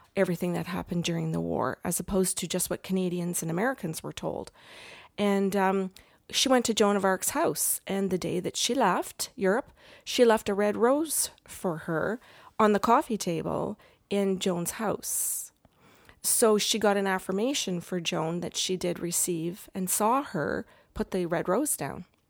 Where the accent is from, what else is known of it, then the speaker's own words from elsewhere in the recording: England, United Kingdom; I'm, I'm English